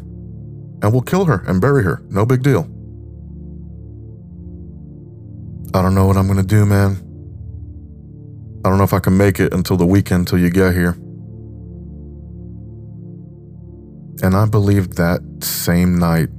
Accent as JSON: {"language": "English", "region": "New York", "country": "United States", "tie": "born or raised there", "said": "I was born and raised in New York"}